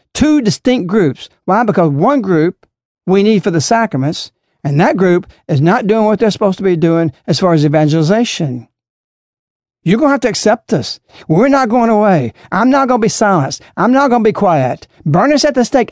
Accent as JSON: {"language": "English", "country": "United States", "also_born_or_lived": "Alabama", "said": "Because I'm an American"}